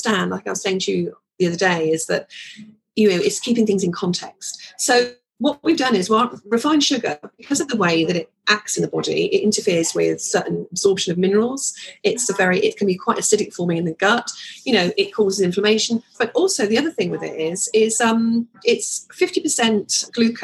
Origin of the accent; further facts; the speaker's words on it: London, United Kingdom; I was born actually in Islington